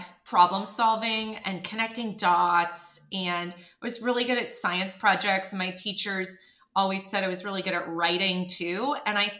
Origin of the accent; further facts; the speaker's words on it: Canada; moved away as an adult; now in United States; I'm from Canada